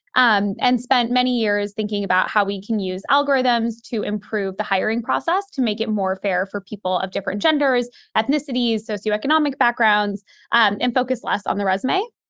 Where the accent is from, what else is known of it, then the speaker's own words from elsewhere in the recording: Seattle, Washington, United States; now in New York City, United States; I grew up in Seattle